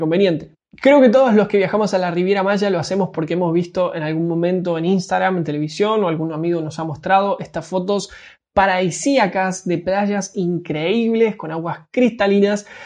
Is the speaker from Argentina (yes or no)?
yes; Argentina; para mí que soy argentino, para nosotros los argentinos el resto del mundo nos queda muy muy lejos